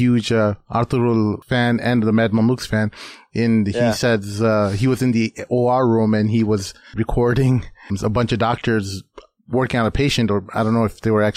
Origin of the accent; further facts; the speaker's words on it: Hyderabad, Telangana, India; we're from Hyderabad, me and my brother Irfan here.